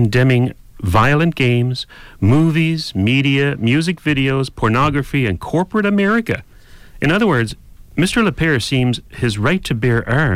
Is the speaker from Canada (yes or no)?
yes; Canada; we're Canadian here